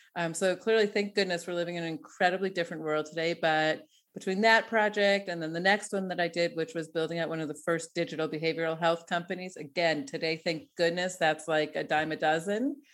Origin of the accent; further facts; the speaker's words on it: Denver, Colorado, United States; moved away as an adult; now in Tel Aviv, Israel; I'm Denver, uh, born, bred, and definitely a, a, a Broncos fan.